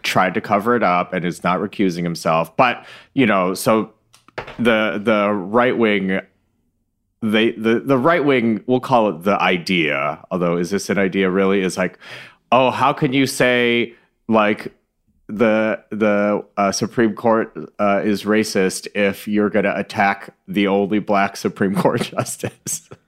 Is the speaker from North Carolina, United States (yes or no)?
no; Michigan, United States; I was born in Michigan